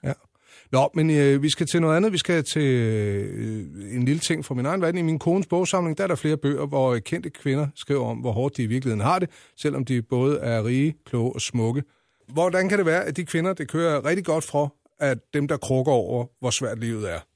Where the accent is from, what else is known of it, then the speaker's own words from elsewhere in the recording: Lejre, Zealand, Denmark; Jeg er jo øh, fra Lejre, så er jeg vokset op ude ved Savnlandet.